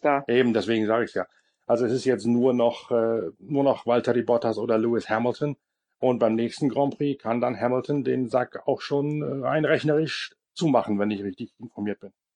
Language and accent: German; Northern Germany, Germany; bei uns in Norddeutschland